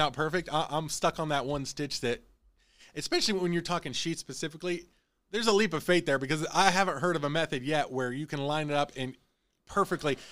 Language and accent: English; Illinois, United States; moved away; I'm originally from Illinois.